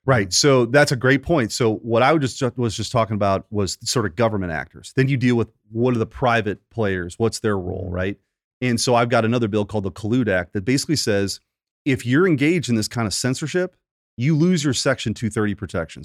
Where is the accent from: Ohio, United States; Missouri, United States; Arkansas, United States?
Missouri, United States; Bridgeton; I grew up in Bridgeton, not too far from here